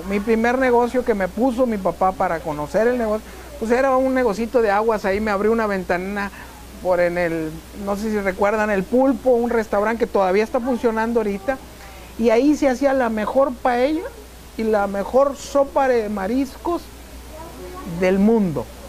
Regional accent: Ciudad Victoria, Tamaulipas, Mexico; Amo a Victoria y amo a Tamaulipas.

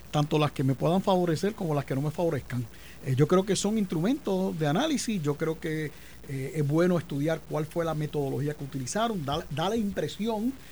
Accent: Carolina, Puerto Rico; Bueno, yo soy de Carolina, en Carolina el que no baila salsa está liquidado.

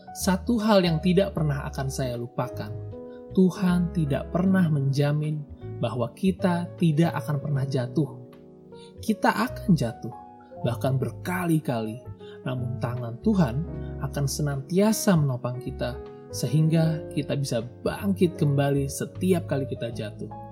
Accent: a small town in Central Java, Indonesia; moved away as an adult; also born or lived in Depok, West Java / Buffalo, New York, United States; Saya sudah hidup merantau semenjak lulus SMA di suatu kota kecil di Jawa Tengah

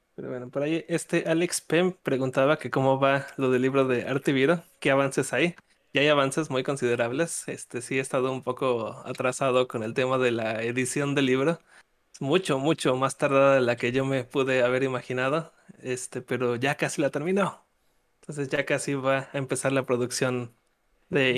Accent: Mexico; yo soy, yo soy de México

